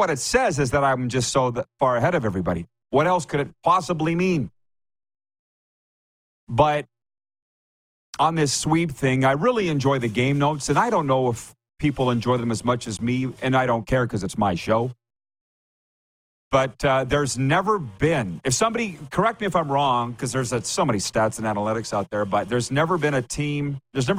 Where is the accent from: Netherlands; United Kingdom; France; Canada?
Canada; Regina, Saskatchewan; I'm from Regina